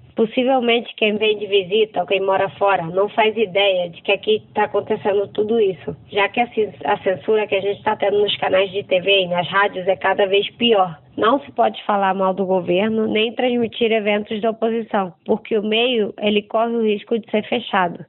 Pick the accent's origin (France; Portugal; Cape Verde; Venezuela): Venezuela; Portuguese is a second language; moved away as an adult; also born or lived in Rio de Janeiro, Brazil; sou venezuelana, moro em Caracas. Morei nove anos no Brasil e voltei à Venezuela há sete anos.